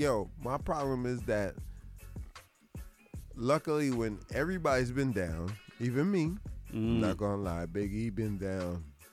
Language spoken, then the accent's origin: English; Boston, Massachusetts, United States; And I'm not going to act like I'm not Boston born, straight from Dorchester. I was born in Dorchester, and they transported me to Boston City Hospital.